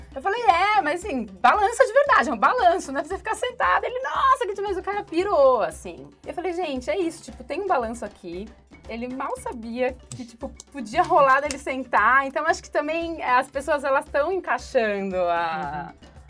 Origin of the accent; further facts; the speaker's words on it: São Bernardo do Campo, São Paulo, Brazil; eu sou de São Bernardo, faculdade de é São Bernardo